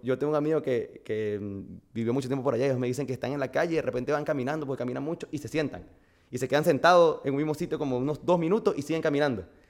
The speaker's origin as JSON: {"language": "Spanish", "town": "Barquisimeto", "region": "Lara", "country": "Venezuela", "tie": "born or raised there", "also_born_or_lived": "Miami, United States / Madrid, Spain", "moved": "as an adult", "lives_now": "Honduras", "said": "nací en Barquisimeto, estado Lara. Venezuela"}